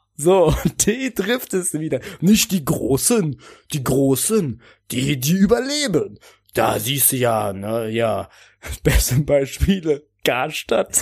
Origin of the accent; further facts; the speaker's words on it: Bonn, North Rhine-Westphalia, Germany; meiner Heimatstadt Bonn, aus der ich komme, in der ich gerade wohne.